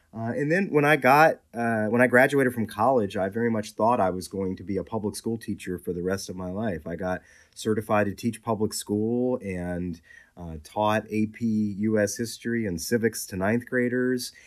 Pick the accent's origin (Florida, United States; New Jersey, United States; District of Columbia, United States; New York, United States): District of Columbia, United States; Washington; I grew up in southeast Washington, D C, east of the Anacostia River